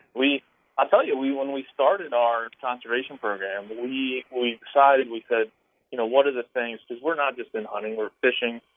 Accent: Maryland, United States; moved away as an adult; also born or lived in Illinois; now in Austin, Texas, United States; I'm from Maryland originally. Grew up hunting, grew up fishing

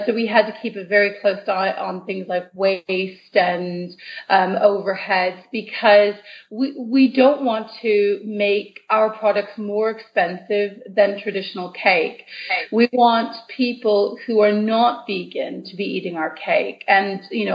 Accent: Canada; now in United Kingdom; I'm originally from Canada

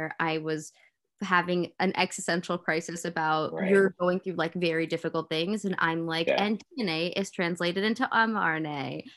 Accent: New York, United States; I grew up in New York

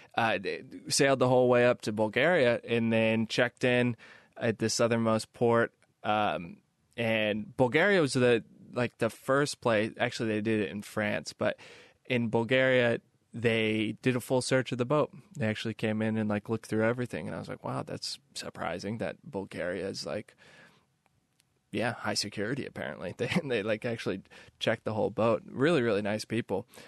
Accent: Kansas City, United States; moved away; I'm from the Midwest. I grew up in Kansas City.

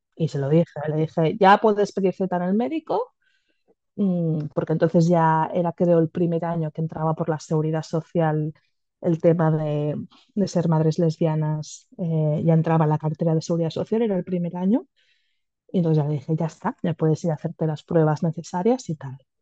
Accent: a town bordering Barcelona, Catalonia, Spain; nosotras somos de una ciudad colindante de Barcelona, no somos de Barcelona capital

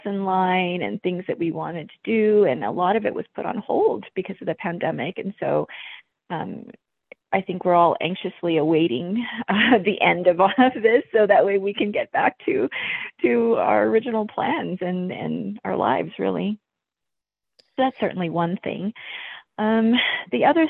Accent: southern New Mexico, United States; also born or lived in Thailand / Albuquerque, New Mexico; born in Thailand, and I moved to New Mexico when I was fairly young and grew up in a small border town in southern New Mexico

